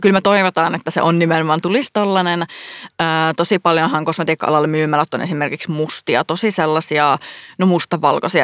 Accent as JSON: {"language": "Finnish", "town": "Oulu", "region": "North Ostrobothnia", "country": "Finland", "tie": "born or raised there", "accent": "Oulu dialect", "moved": "as an adult", "lives_now": "Helsinki, Finland", "said": "mä oon siis Oulusta kotoisin"}